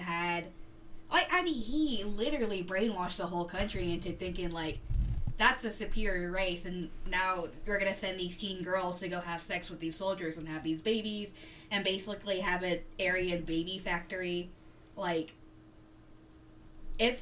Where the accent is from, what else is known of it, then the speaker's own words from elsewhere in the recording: the South, United States; I was born in the U.S., I was born and raised in the South